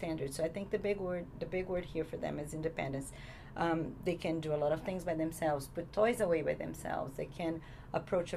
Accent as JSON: {"language": "English", "country": "Brazil", "second_language": "English", "moved": "as an adult", "lives_now": "United States", "said": "I'm originally from Brazil"}